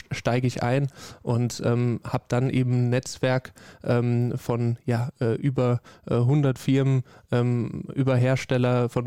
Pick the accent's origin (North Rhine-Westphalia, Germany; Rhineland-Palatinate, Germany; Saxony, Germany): Rhineland-Palatinate, Germany; Ja, am liebsten äh, natürlich in meiner Heimat, Heimatregion, also